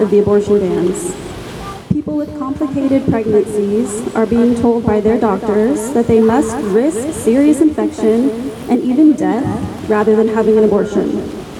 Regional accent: United States; now in Freiburg, Germany; my home country, the United States

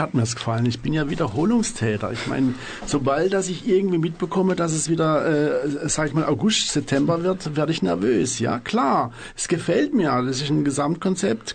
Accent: Freiburg, Baden-Württemberg, Germany; Ich bin aus Freiburg

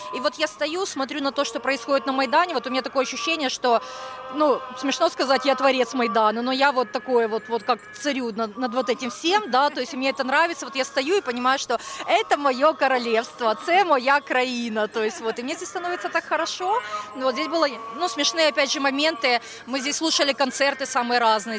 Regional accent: Kyiv, Ukraine; Я киевлянка, мне 36 лет

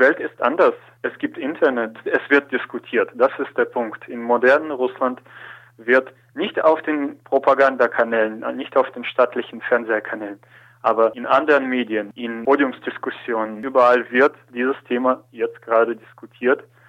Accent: Germany; wie in Deutschland

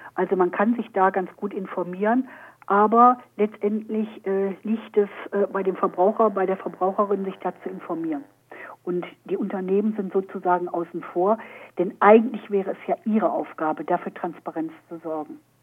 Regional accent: Germany; hier bei uns in Deutschland

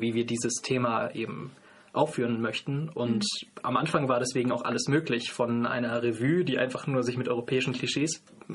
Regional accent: North Rhine-Westphalia, Germany; now in Freiburg, Germany; komme aber ursprünglich aus Nordrhein-Westfalen

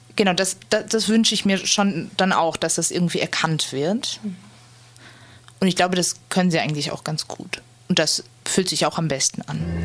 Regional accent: Germany; also born or lived in Freiburg; dass ich in Deutschland geboren, sozialisiert und aufgewachsen bin

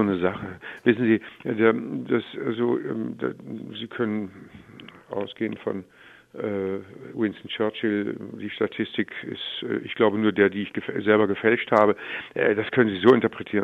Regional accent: Stuttgart, Baden-Württemberg, Germany; ich komme aus Stuttgart

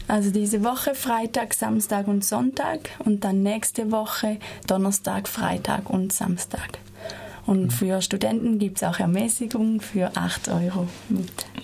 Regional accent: Switzerland; moved away as an adult; now in Freiburg, Germany; ich komme aus der Schweiz und bin hier seit zwei Jahren an der TIP-Ausbildung

